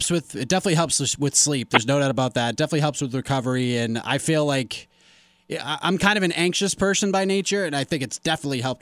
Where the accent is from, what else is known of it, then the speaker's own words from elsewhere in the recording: Boston, Massachusetts, United States; I grew up in the Boston area.